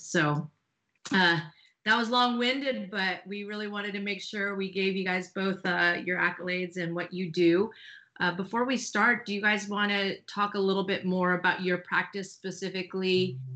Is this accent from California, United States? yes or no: yes; California, United States; now in Austin, United States; I was from California and we switched places. Uh, I'm now in Austin, Texas.